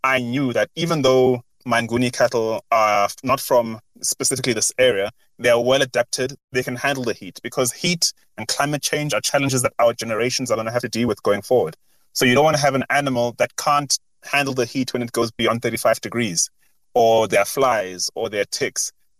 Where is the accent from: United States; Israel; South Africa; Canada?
South Africa; we as South African farmers